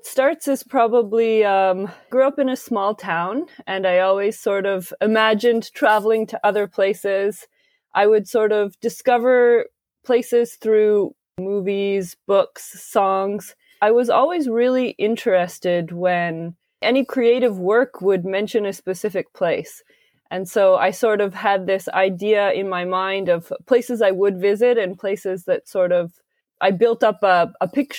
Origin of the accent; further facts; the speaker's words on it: Kingsville, Ontario, Canada; also born or lived in Waterloo, Canada; now in Toronto, Canada; It was a small town. I mean, you hear lots of stories about like New York or London, but growing up in Kingsville, Ontario, less so.